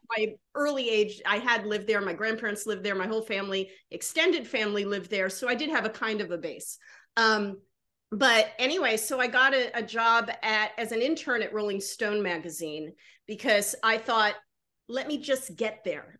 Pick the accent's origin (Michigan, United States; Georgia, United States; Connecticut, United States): Georgia, United States; moved away; I'm living in the South. I grew up in Georgia